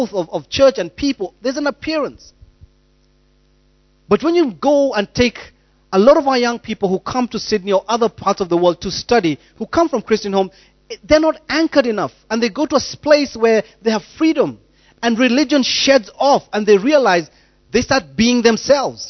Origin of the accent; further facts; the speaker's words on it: Rongai, Kenya; moved away; I grew up in Deliverance Church Rongai, and we used to launch churches like popcorn